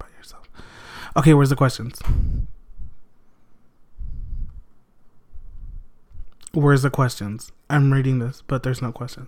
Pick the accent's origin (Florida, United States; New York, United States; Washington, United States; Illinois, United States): Illinois, United States; Blue Island; also born or lived in Harvey, Illinois; we moved to Blue Island when I was like 3 years old